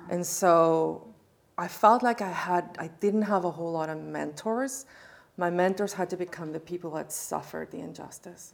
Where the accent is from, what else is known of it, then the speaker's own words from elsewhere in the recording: South Africa; was born and raised in South Africa. I'm a white Afrikaner woman.